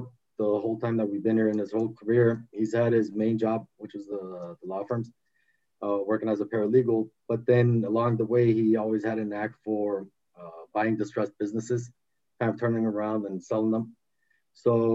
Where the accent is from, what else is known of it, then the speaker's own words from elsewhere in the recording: Los Angeles, California, United States; also born or lived in Armenia / Glendale, California / Boston, Massachusetts; I was six and a half when we came here. Grew up in the valley